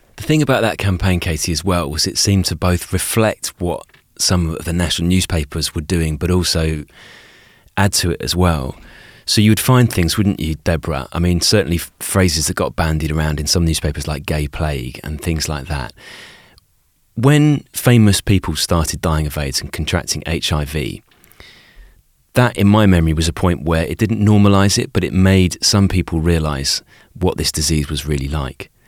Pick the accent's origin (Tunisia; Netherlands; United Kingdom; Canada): United Kingdom; as a kid growing up in Britain